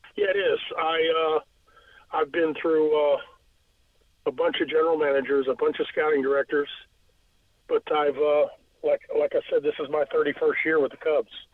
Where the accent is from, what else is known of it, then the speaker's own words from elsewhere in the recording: Norfolk, Virginia, United States; being living over here on Magnolia Avenue, growing up in Ghent